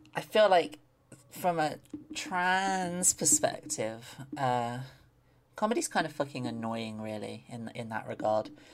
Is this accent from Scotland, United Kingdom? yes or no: no; London, United Kingdom; I grew up in London